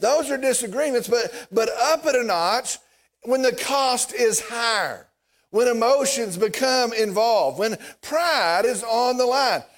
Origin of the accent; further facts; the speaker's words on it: Vernon, Texas, United States; I'm from Vernon